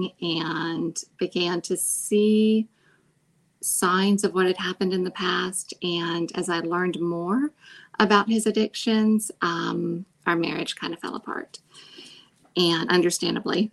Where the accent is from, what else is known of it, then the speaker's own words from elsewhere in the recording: Pennsylvania, United States; moved away as an adult; also born or lived in Jackson, Mississippi; I came from Pennsylvania